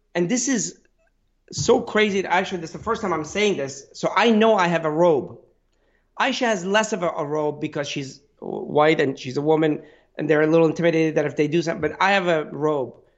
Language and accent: English; Pittsburgh, Pennsylvania, United States; I'm from Pittsburgh